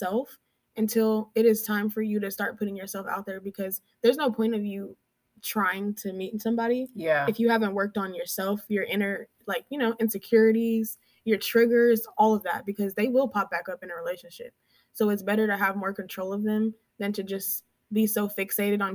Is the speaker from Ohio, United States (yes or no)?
yes; Columbus, Ohio, United States; now in Dallas, United States; I'm from Columbus